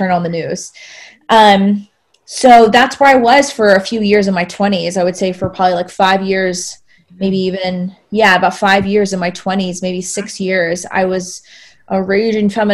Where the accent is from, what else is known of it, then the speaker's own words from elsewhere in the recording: South Georgia, United States; I grew up in the Bible Belt in South Georgia, 10 churches in an 8-mile radius on the way from the stoplight back to my house, small town, very Southern